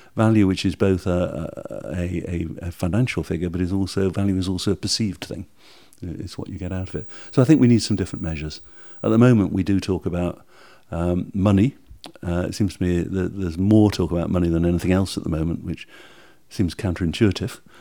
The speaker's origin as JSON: {"language": "English", "country": "United Kingdom", "said": "we're British"}